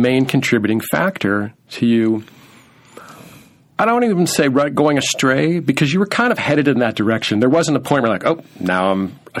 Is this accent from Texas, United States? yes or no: no; Orange County, California, United States; I'm from Orange County